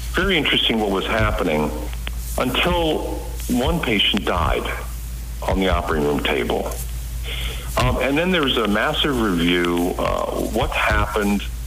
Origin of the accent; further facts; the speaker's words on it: Washington, United States; also born or lived in India; came here at the age of one in 1962.